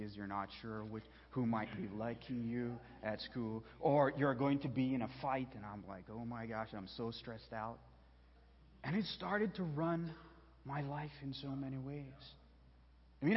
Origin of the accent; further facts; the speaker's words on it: Belize; moved away; There's only one theater where I was born and raised back in Belize